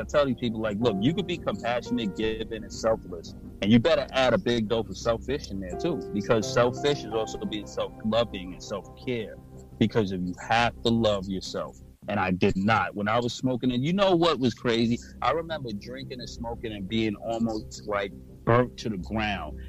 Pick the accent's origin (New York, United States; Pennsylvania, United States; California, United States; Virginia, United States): New York, United States; New York City; I'm from New York and Brooklyn